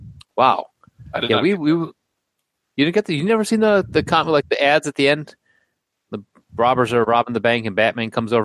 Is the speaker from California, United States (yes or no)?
no; Chicago, Illinois, United States; growing up in Chicago. It's kind of an ethnic, very Polish area where I grew up.